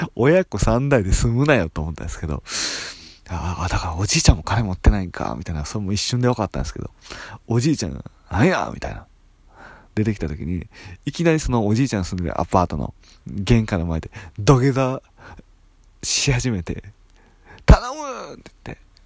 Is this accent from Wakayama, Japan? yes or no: no; Itami, Hyogo, Japan; moved away; also born or lived in Nagoya; 兵庫県伊丹市で育ったんですけども